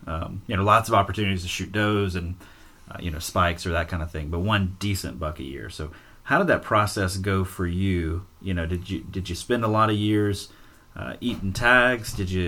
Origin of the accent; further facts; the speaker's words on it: Alabama, United States; moved away; I moved to a place with a lot more decent deer than what I'm used to, you know, growing up in Alabama